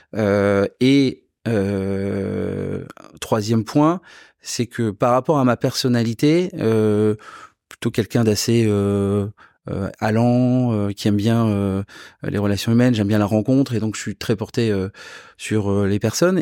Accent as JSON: {"language": "French", "region": "south-west France", "country": "France", "also_born_or_lived": "Versailles", "moved": "yes", "said": "je viens du Sud-Ouest"}